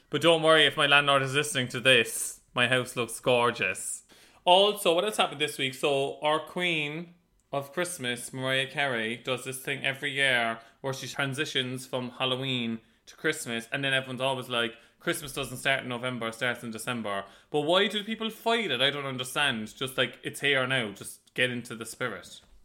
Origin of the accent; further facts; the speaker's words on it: Cork, Munster, Ireland; moved away as an adult; now in London, United Kingdom; we're just from Cork